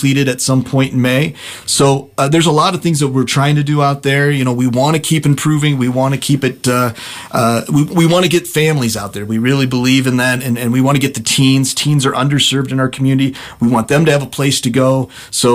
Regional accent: La Porte, Indiana, United States; I grew up in LaPorte, Indiana, where we were always in the parks

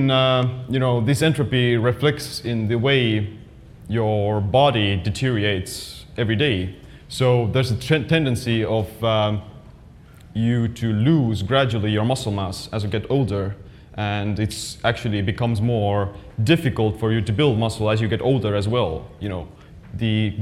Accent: Estonia; I'm actually from Estonia

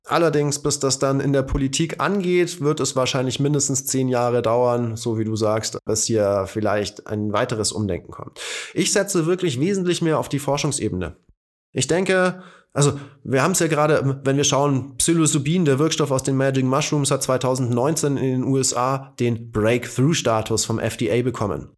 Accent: Bavaria, Germany; ich bin hier in Bayern geboren und aufgewachsen

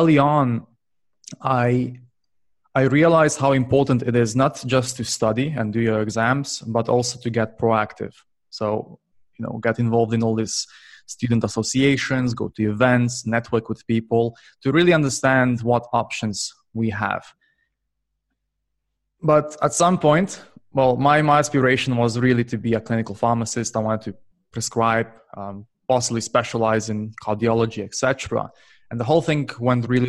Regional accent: Slovenia; also born or lived in United Kingdom; now in Barcelona, Spain; I'm currently based in Barcelona, but originally I'm from Slovenia

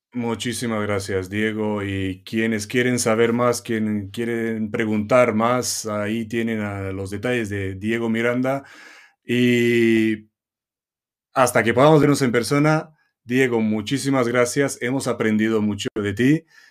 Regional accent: Romania; now in Costa Blanca, Spain; Yo de origen rumano, pues llegar a Tegucigalpa en, un, trabajo

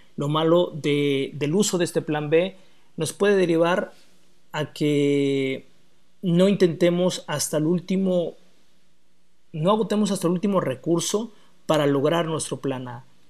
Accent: Mexico; los somos mexicanos

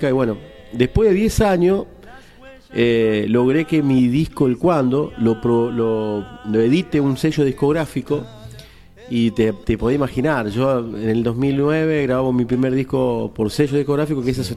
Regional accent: Santa Fe, Argentina; Y bueno, yo vengo de Santa Fe, encima

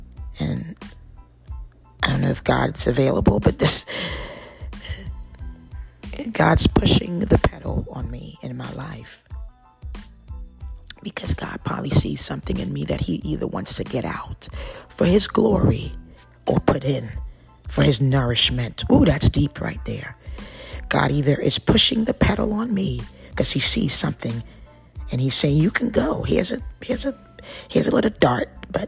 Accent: East Coast, United States; I'm glad to be back on the East, because I'm from the East.

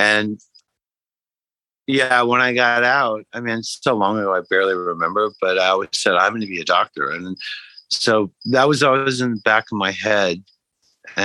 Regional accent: Iowa border, Illinois, United States; now in New York, United States; I grew up in the Midwest, not too far from Chicago, on the Iowa border of Illinois, on the Mississippi River

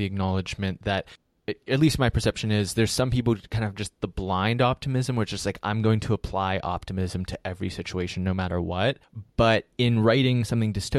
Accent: Pittsburgh, Pennsylvania, United States; accent: Pittsburgh; I'm from Pittsburgh

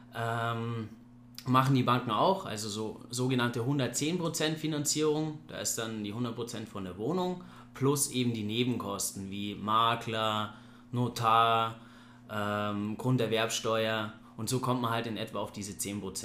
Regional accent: Ingolstadt, Bavaria, Germany; ich komme aus Ingolstadt, ich bin jetzt 30 Jahre jung

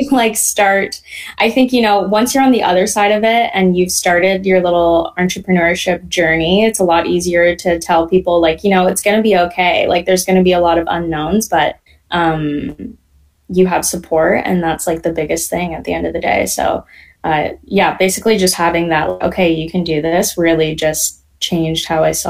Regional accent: Canada; born there; So I'm first generation. I was born here in Canada, yes.

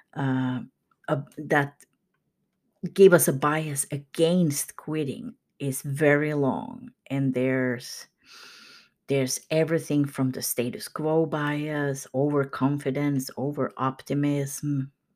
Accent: Kokkola, Central Ostrobothnia, Finland; moved away; my hometown in Karleby in Finland

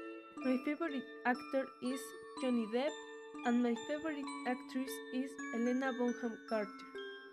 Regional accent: Mexico City, Mexico; English is a second language; now in Boca del Río, Mexico; I'm 16 years old. I'm from Mexico City, so my nationality is Mexican. I live in Boulevard Adolfo Ruiz Cortines, Mocambo, Boca del Río, Veracruz.

